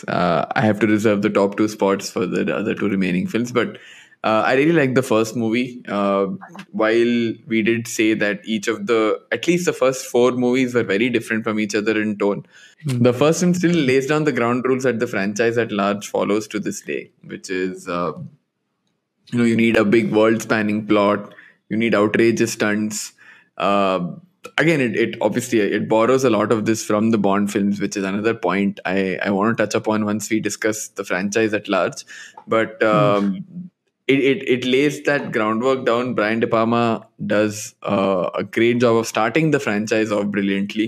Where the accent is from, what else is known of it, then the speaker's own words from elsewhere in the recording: Dubai, United Arab Emirates; moved away; I grew up in Dubai